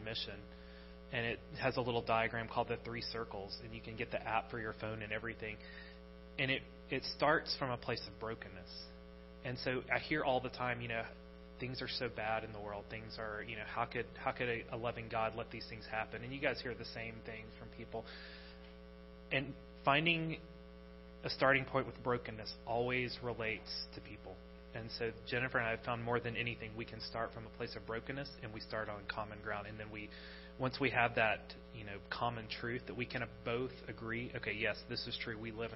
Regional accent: United States; moved away as an adult; now in Sweden

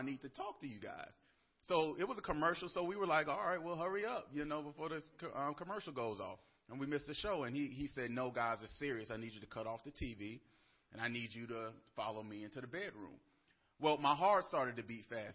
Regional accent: Atlanta, Georgia, United States; I'm from Atlanta, Georgia

